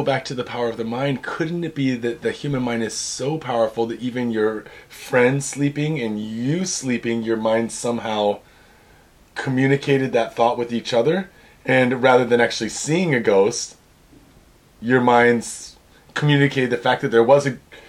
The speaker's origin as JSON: {"language": "English", "region": "Pacific Northwest", "country": "United States", "tie": "born or raised there", "said": "I grew up in the Northwest where you can pick mushrooms like out in the wild, right?"}